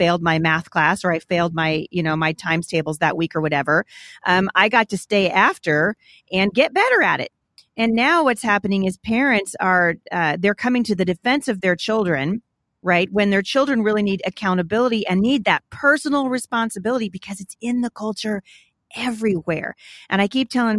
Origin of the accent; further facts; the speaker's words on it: Portland, United States; I grew up in Portland going to a Christian school there